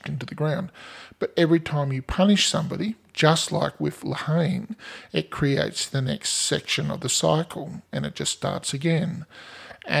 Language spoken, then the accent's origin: English; Australia; we're Australian